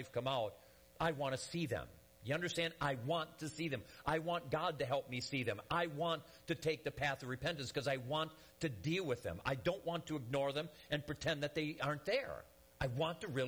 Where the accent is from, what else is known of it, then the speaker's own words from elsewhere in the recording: Detroit, Michigan, United States; moved away; I'm from Michigan originally, the Detroit area